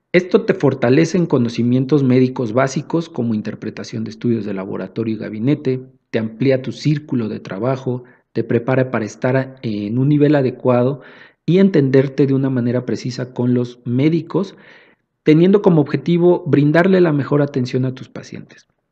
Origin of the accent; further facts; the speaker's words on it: Mexico City, Mexico; somos de acá de la Ciudad de México